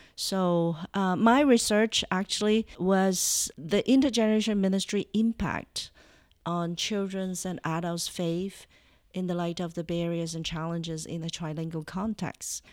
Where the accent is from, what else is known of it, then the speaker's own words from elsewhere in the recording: Toronto, Ontario, Canada; Yeah, we're from Toronto, uh, Ontario, Canada. So I'm Canadian.